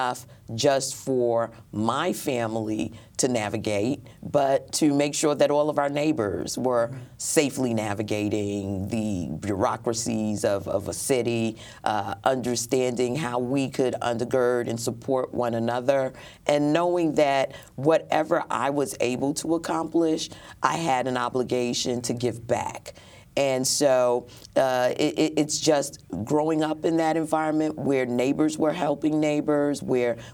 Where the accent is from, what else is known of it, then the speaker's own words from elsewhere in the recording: New York City, New York, United States; Born in Brooklyn Jewish Hospital. Mm-hmm. Attended all of my formative educational years in Brooklyn